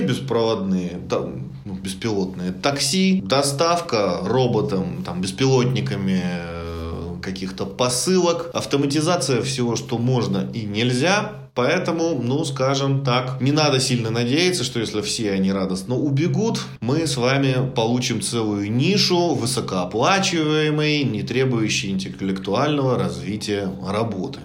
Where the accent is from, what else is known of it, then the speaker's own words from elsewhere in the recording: Russia; для нас с вами, как для коренных, ну, русских